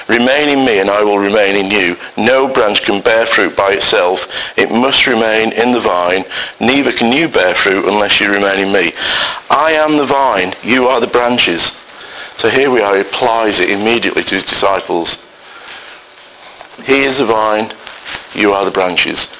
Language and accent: English; Salford, North West England, United Kingdom; I, working class guy, born and bred in Salford